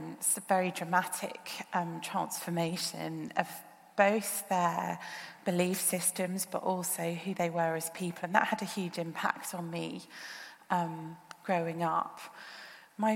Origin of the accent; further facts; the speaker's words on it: Birmingham, West Midlands, United Kingdom; moved away as an adult; also born or lived in Australia; now in Oxford, United Kingdom; moved back to the UK when I was young, and I grew up most of my childhood in Birmingham